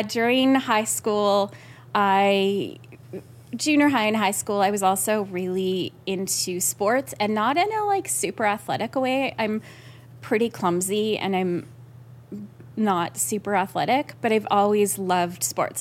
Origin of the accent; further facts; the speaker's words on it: Yorkton, Saskatchewan, Canada; I was born and raised there